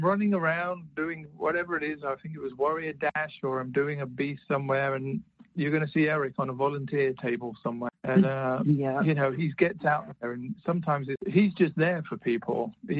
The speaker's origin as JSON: {"language": "English", "country": "United Kingdom", "said": "I'm British, stiff upper lip and all that."}